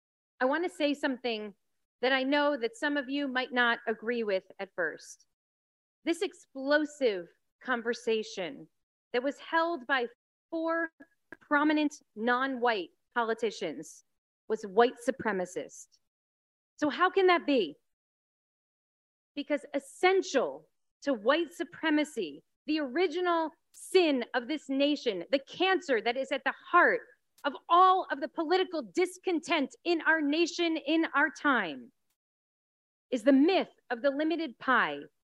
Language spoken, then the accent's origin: English; New York, United States; now in Los Angeles, United States; You know, I'm a New Yorker at heart, or I was once, but this is what I love about Los Angeles.